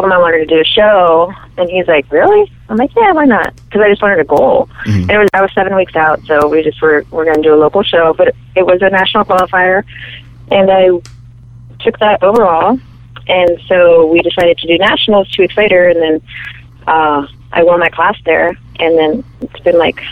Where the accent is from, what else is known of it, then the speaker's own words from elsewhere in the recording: Arizona, United States; now in Orlando, United States; I grew up in Arizona, so that's where I was raised